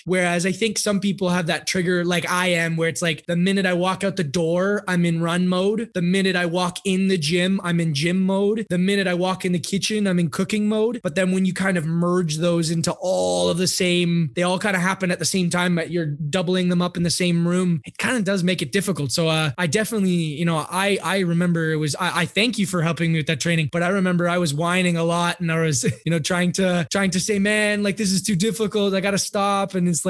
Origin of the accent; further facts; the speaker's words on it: United States; it's real stuff that's going on in my, yeah, hometown and my home country. Obviously, the United States is more sectioned about it.